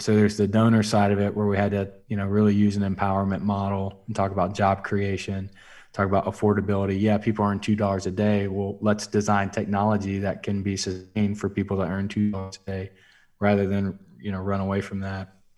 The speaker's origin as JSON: {"language": "English", "region": "South Alabama", "country": "United States", "tie": "born or raised there", "moved": "yes", "lives_now": "Oklahoma City, United States", "said": "I'm from South Alabama. I grew up in a town of three thousand"}